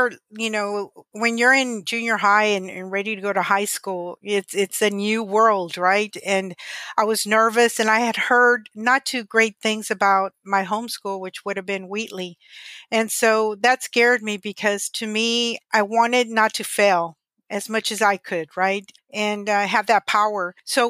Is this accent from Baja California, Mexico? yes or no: no; Monterrey, Nuevo León, Mexico; born there; I was born in Monterrey, Nuevo León, Mexico.